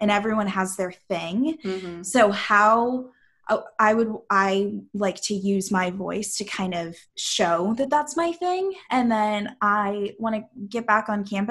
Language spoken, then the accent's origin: English; St. Louis, Missouri, United States; I'm like from St. Louis